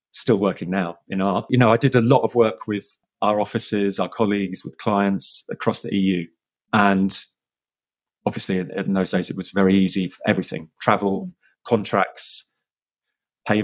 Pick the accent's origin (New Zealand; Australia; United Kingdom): United Kingdom; London; I am a Londoner. I've been brought up in the outskirts of London, the suburbs